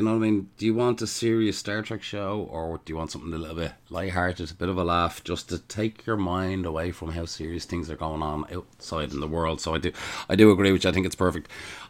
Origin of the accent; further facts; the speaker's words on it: Ireland; I'm the ….